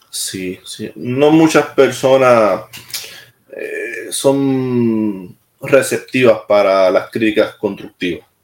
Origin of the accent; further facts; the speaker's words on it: Puerto Rico; accent: Puerto Rican; moved away as an adult; also born or lived in Maryland, United States; now in Mons, Belgium; Tengo mi acento y me gusta que me, que tener mi acento, de verdad que sí me gusta tener mi acento y, no me avergüenza y lo digo siempre. ¿Dónde tú eres? de Puerto Rico.